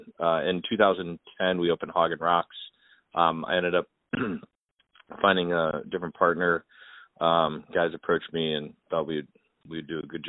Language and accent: English; Cincinnati, Ohio, United States; moved away as an adult; also born or lived in Indiana; now in San Francisco, United States; Well, I was born and raised in Cincinnati and went to school in Indiana.